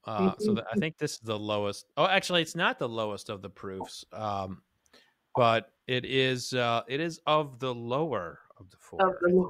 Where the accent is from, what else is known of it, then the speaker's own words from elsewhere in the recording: Oklahoma, United States; I'm originally from Oklahoma.